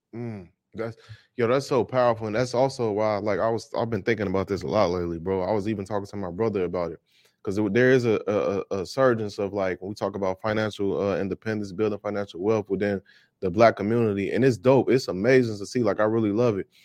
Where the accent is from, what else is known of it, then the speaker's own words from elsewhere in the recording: Chicago, Illinois, United States; I'm from Chicago, Illinois, born and raised